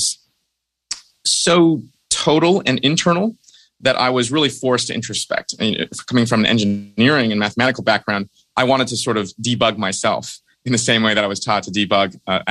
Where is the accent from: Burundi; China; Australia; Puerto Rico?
China; moved away; I was brought up in China, where you're trained very rigorously in competitive math from a very early age.